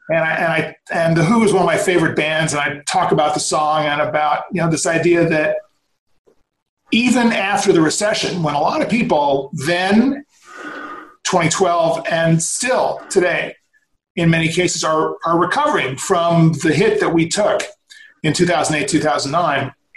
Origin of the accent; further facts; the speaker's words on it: New York, United States; moved away as an adult; now in Los Angeles, United States; born and raised in New York